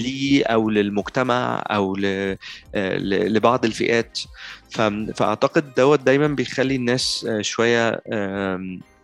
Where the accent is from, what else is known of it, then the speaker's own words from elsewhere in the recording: Egypt; عندنا في مصر